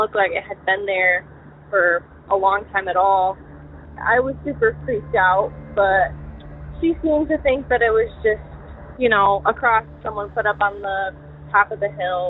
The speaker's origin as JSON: {"language": "English", "region": "Southwest Michigan", "country": "United States", "said": "I'm from Southwest Michigan"}